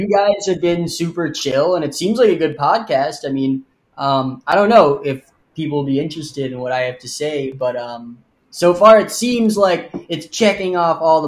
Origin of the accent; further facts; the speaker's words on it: New York, United States; I'm Lebanese, so I have some family out there still, although I was born in New York and my parents were born in America.